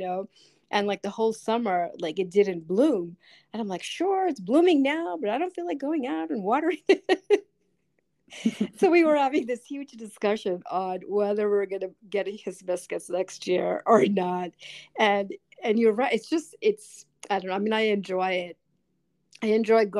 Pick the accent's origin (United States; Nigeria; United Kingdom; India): United States; New York City, New York; moved away; I grew up in New York City, so I grew up with concrete